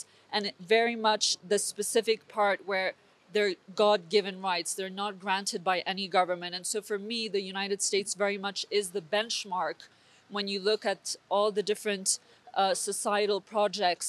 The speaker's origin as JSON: {"language": "English", "country": "Switzerland", "tie": "born or raised there", "said": "I was born and raised here in Switzerland."}